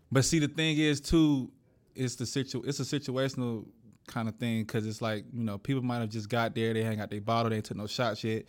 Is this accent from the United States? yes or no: yes; Atlanta, Georgia, United States; I'm from, I'm from Atlanta